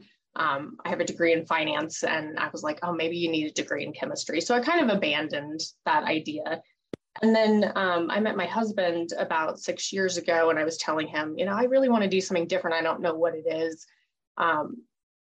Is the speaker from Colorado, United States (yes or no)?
yes; Colorado Springs, Colorado, United States; I grew up in Colorado Springs